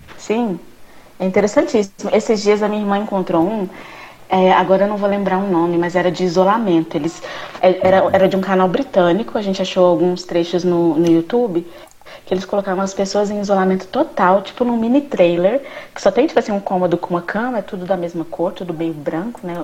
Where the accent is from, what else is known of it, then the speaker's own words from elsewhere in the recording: Uberlândia, Minas Gerais, Brazil; também sou de Berlândia com os meninos e estudei aqui em Berlândia